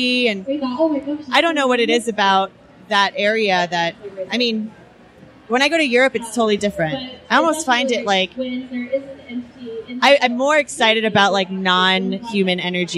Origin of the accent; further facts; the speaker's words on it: Homestead, Florida, United States; moved away as an adult; now in California, United States; I grew up in Florida